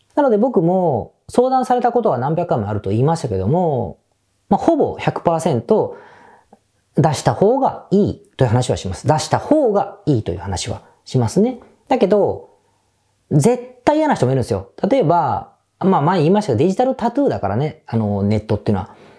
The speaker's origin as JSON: {"language": "Japanese", "region": "Osaka", "country": "Japan", "tie": "born or raised there", "moved": "as an adult", "lives_now": "Tokyo, Japan", "said": "僕大阪出身なんですが"}